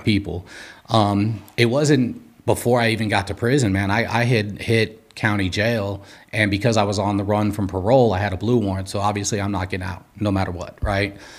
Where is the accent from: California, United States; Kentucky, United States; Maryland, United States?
California, United States; Los Angeles; I'm from Los Angeles, California. Uh, grew up in Southern California, doing all the Southern California things